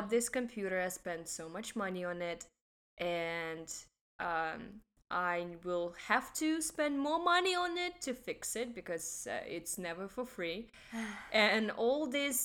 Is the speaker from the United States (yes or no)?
no; Russia; moved away as an adult; now in Hong Kong; I'm from Russia